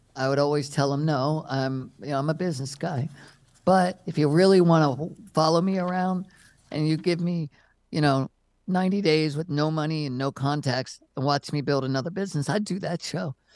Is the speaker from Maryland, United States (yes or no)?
yes; Maryland, United States; moved away as an adult; also born or lived in California; I grew up in Maryland